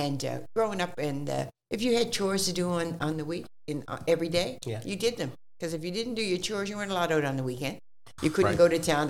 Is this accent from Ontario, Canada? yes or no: no; Halifax, Nova Scotia, Canada; I was brought up in Africville, and we lived around the turn.